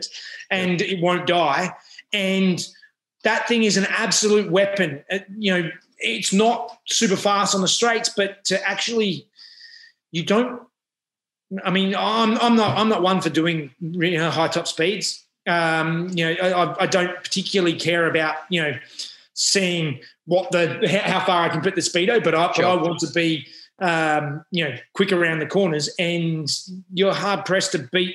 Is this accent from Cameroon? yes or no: no; Adelaide, South Australia, Australia; now in Sydney, Australia; I grew up in Adelaide and I've, you know, been in Sydney Sydney area for the last 20-odd years.